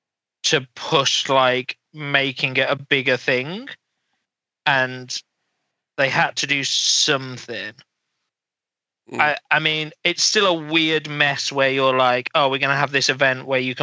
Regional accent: England, United Kingdom; We're from England, so we're the first stop, and we're going to fly to 42 countries.

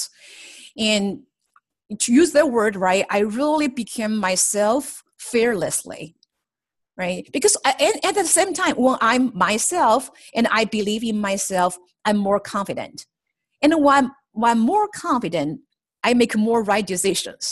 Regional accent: China; moved away as an adult; now in United States; I grew up in China and have spent half of my life there

